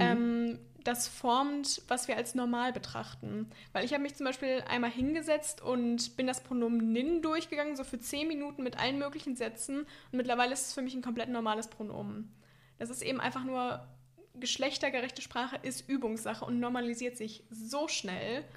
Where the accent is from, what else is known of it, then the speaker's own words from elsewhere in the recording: near Warstein, North Rhine-Westphalia, Germany; ich komme auch einfach aus dem Kaff.